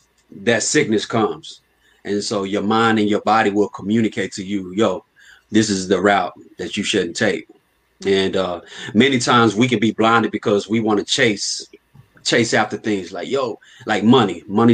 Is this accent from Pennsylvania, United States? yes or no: no; Fort Worth, Texas, United States; I'm from Fort Worth.